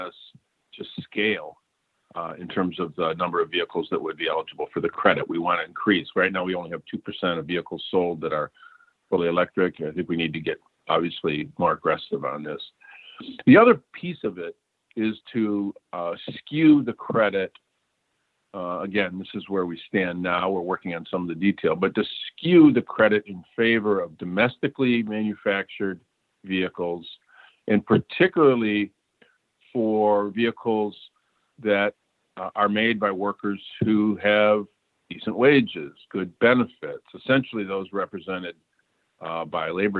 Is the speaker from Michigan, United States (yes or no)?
yes; Flint, Michigan, United States; my hometown of Flint.